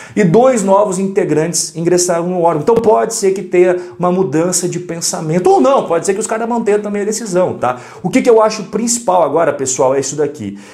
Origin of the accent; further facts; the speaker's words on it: Curitiba, Paraná, Brazil; eu sou curitibano